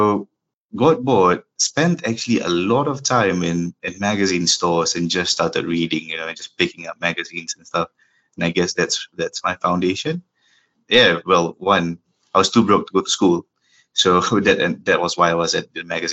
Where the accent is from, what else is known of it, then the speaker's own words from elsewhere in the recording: Singapore; I'm from Singapore, born and bred and raised in the Lion City.